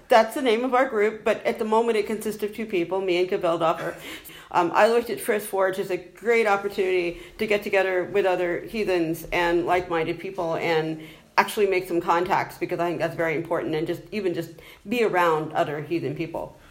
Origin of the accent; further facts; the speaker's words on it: United States; moved away as an adult; now in Ireland; you can tell from my accent, I'm originally from the United States